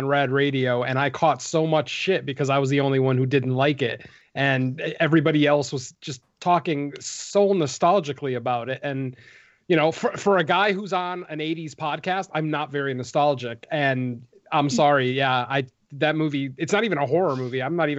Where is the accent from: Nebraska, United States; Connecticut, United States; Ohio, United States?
Connecticut, United States; No, I wasn't raised in California. I'm from Connecticut.